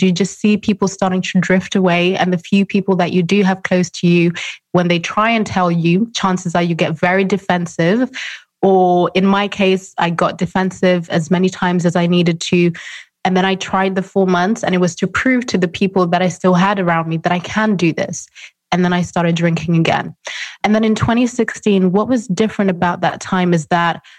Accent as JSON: {"language": "English", "country": "Zimbabwe", "said": "I'm from Zimbabwe, I'm African, very conservative background"}